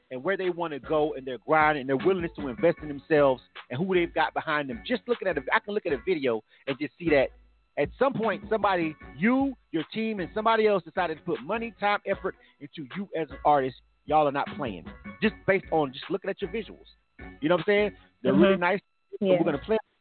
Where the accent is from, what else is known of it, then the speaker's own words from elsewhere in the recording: the South, United States; where I grew up in the South.